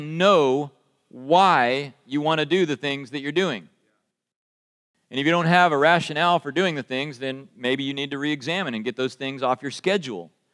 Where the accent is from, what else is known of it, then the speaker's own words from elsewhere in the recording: United States; accent: American; my American accent